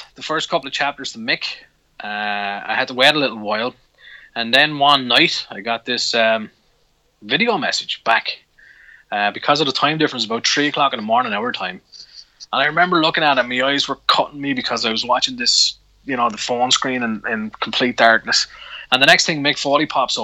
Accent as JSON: {"language": "English", "town": "Wexford", "region": "Leinster", "country": "Ireland", "tie": "born or raised there", "said": "when I was a kid in Wexford"}